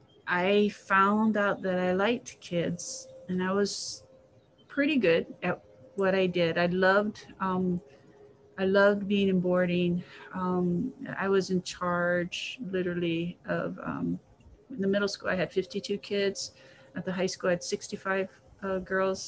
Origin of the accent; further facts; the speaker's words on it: Waimea, Hawaii, United States; also born or lived in California; my brothers and I loved growing up in Waimea.